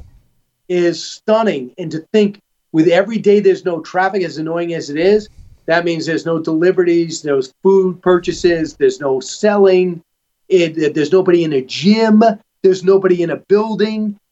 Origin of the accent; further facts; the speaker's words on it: New York, United States; also born or lived in Los Angeles; as a New Yorker who lived in L.A. for a while